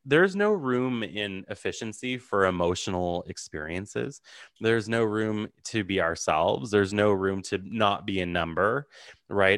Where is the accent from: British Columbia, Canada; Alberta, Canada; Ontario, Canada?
Ontario, Canada; Ottawa; I'm from Ottawa, so the capital.